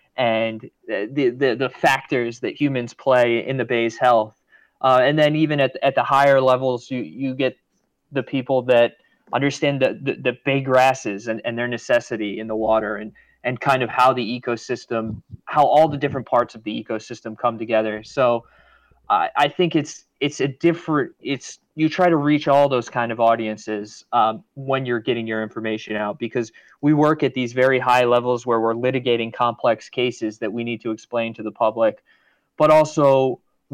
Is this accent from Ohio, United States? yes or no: no; Rhode Island, United States; moved away; also born or lived in Boston / Maryland; I grew up in Rhode Island, went to school in Boston